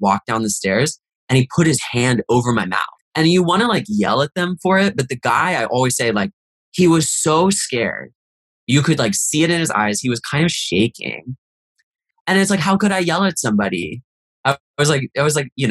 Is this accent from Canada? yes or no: no; Virginia, United States; moved away as an adult; now in New York, United States; We're from Virginia